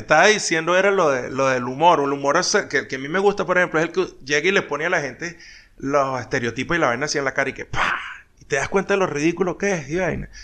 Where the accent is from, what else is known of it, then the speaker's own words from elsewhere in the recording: Venezuela; montón de compatriotas de uno, este, venezolanos